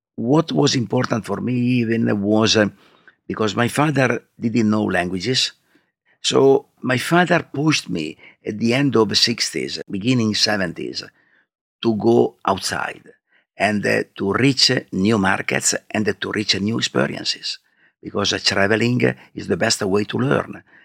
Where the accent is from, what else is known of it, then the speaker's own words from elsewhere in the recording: Alba, Piedmont, Italy; English is a second language; I grew up, I grew up in Alba, that is a town, is the main town of, uh, Langhe district.